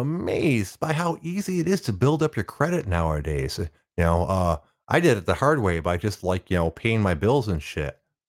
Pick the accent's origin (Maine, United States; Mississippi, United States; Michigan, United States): Michigan, United States; Detroit; And since I was from Detroit and the place I was taking basic training was in Oklahoma.